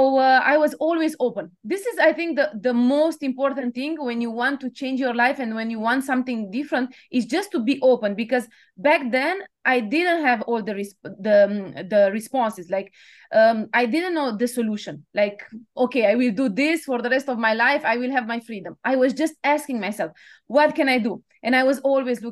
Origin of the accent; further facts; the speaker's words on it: Romania; moved away as an adult; also born or lived in Bucharest, Romania; now in Paris, France; I was born in Romania, like you said, and it was just after the communist period